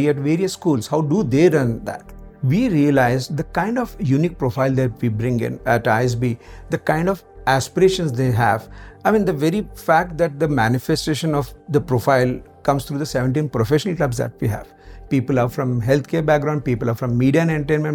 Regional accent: Maharashtra, India; moved away as an adult; also born or lived in Aurangabad; now in Hyderabad, India; born and brought up completely in Maharashtra

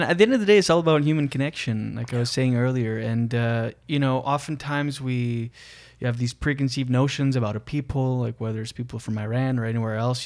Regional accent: Moncton, New Brunswick, Canada; I'm from Moncton, New Brunswick.

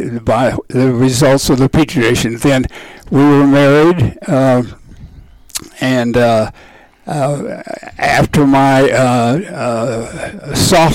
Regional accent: Wichita, Kansas, United States; I was born in Wichita, Kansas.

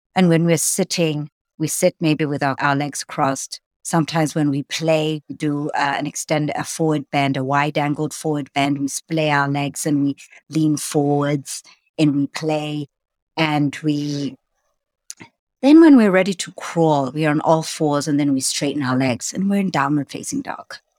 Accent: Lusaka, Lusaka Province, Zambia; moved away; I was born in Lusaka, Zambia

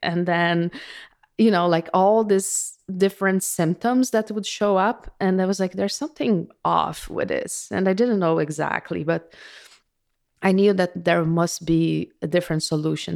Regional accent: Brazil; moved away; I was born in Brazil

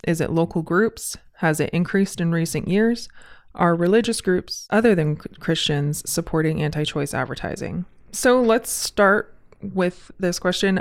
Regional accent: Southern California, United States; now in Spokane, United States; I'm from Southern California, so I'm pretty used to wildfire seasons and bad air, but I'm also from the desert

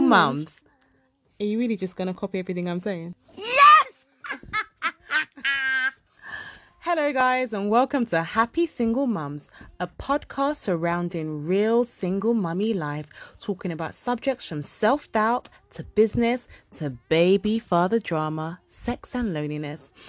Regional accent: United Kingdom; accent: British; I had like a British accent

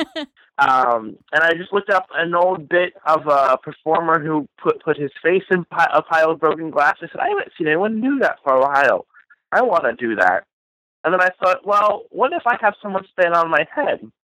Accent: Ohio, United States; now in Wisconsin, United States; I was born in a small town in Ohio where everybody was either Amish, Mormon, or Guatemalan

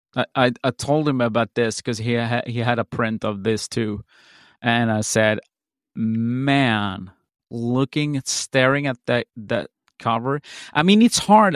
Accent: Sweden; I'm from Sweden

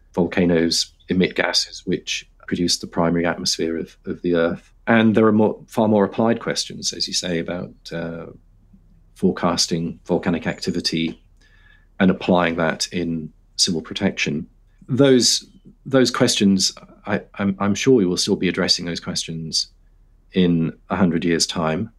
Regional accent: London, United Kingdom; I grew up in London

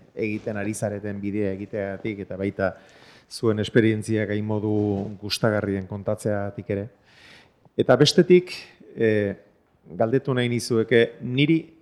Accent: a few kilometres from Zumarraga, Basque Country, Spain; zumarraga batean, ni e, jaio eta hazi izan nintzen lekutik hain kilometro gutxira

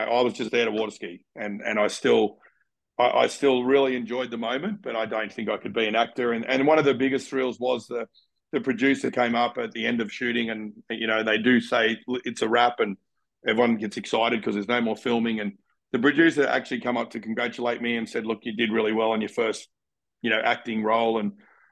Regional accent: Canberra, Australian Capital Territory, Australia; moved away; I grew up in Canberra

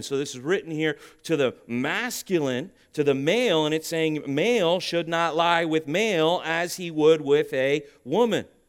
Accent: United States; I love this country that you and I live on. And I grew up my whole life thinking that this is the greatest nation on earth.

